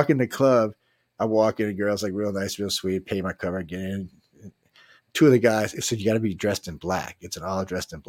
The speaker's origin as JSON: {"language": "English", "town": "New Orleans", "region": "Louisiana", "country": "United States", "said": "I was from New Orleans"}